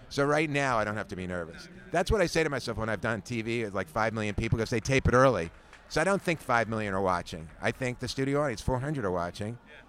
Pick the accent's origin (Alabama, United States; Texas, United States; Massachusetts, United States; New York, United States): New York, United States; New York City; moved away as an adult; also born or lived in Maryland / Miami; I was born in New York City. New York, and I finished high school there, and I went to Maryland for a year with my family